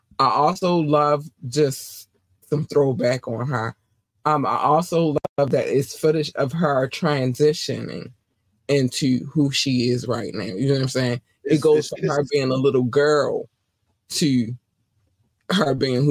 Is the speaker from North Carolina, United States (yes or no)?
yes; North Carolina, United States; moved away; also born or lived in Baltimore, Maryland; I was born in North Carolina, and in North Carolina, we had one black station and all the rest of them was everything else. And then we moved to Baltimore, and then I had all the black stations